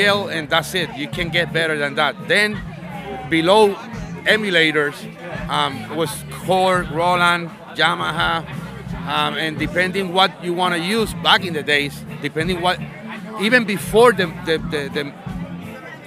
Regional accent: Puerto Rico; I'm from Puerto Rico

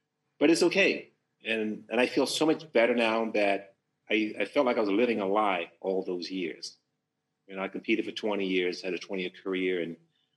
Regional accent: Memphis, Tennessee, United States; now in California, United States; I'm from Memphis, Tennessee, the Deep South, African-American

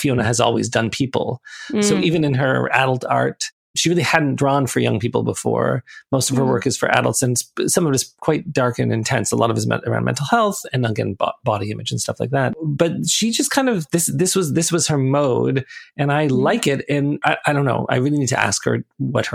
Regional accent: Toronto, Ontario, Canada; I grew up in Toronto, and Toronto is this very kind of diverse, multicultural city.

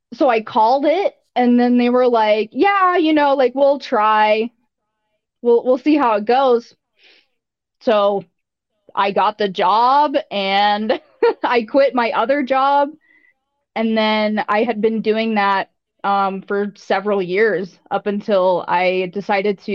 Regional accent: the American South, United States; also born or lived in Wyoming; my mom is British and I grew up in the American South

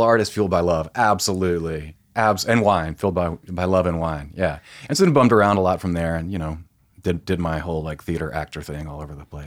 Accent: Tifton, Georgia, United States; moved away as an adult; also born or lived in Europe; now in Atlanta, United States; I grew up in a very small town in South Georgia.

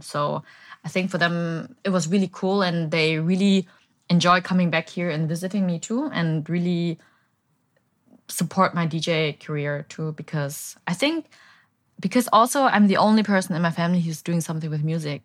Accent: Bavaria, Germany; moved away as an adult; also born or lived in Berlin, Germany; now in Saigon, Vietnam; I was born and raised in Bavaria, but, um, two thousand eleven, I moved to Berlin to study

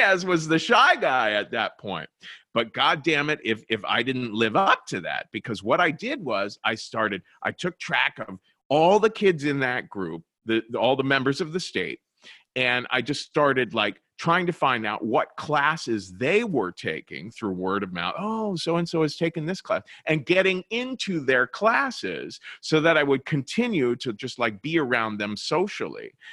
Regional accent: Cincinnati, Ohio, United States; moved away as an adult; also born or lived in New York; I was born and raised in Cincinnati, Ohio

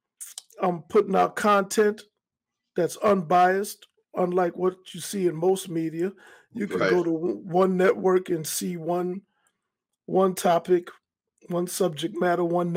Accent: New York City, New York, United States; moved away as an adult; I grew up in Hollis, Queens, and I'm a Queens native

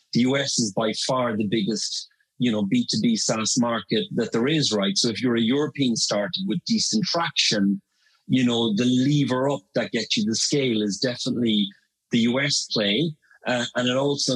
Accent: Ireland; first language English; now in London, United Kingdom; I'm based in London, but I'm from Ireland

